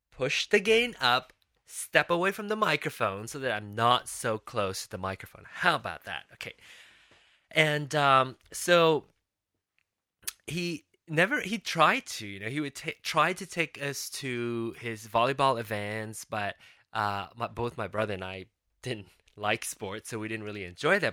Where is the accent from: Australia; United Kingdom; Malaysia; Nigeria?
Malaysia; Penang; moved away as an adult; now in United States; I was born and raised in Penang, Malaysia